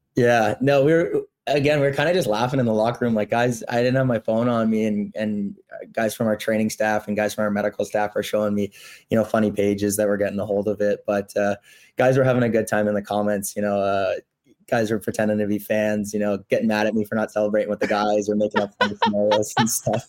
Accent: Toronto, Ontario, Canada; also born or lived in Burlington / Brooks; now in Winnipeg, Canada; I'm from Toronto originally

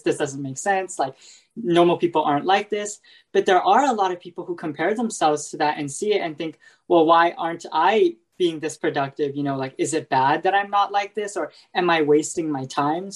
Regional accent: California, United States; I'm from the California area

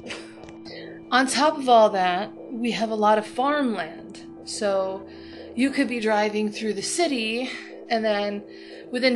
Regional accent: Toledo, Ohio, United States; it's Toledo. It's Toledo, Ohio

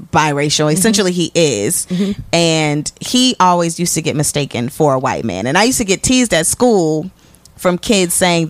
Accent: Elkhart, Indiana, United States; I'm from Elkhart, Indiana. Northern Indiana.

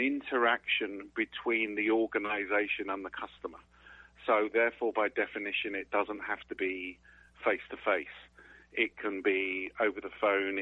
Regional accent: England, United Kingdom; moved away as an adult; now in Sarasota, United States; You can tell from my accent, I was actually originally born in England

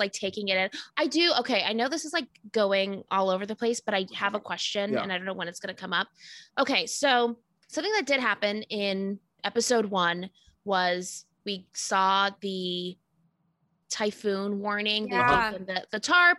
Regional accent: Los Angeles, California, United States; I grew up in like LA, California.

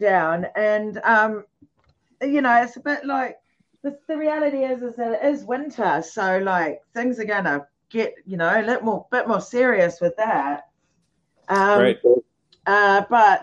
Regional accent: New Zealand; now in United Kingdom; because I'm a New Zealander

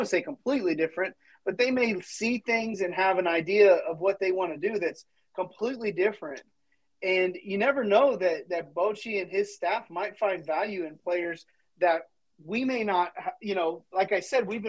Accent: Dallas-Fort Worth area, Texas, United States; growing up in the Dallas-Fort Worth area

